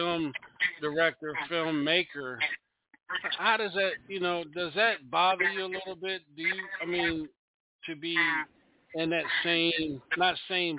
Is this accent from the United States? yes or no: yes; Salisbury, Maryland, United States; I'm from the shore, Salisbury.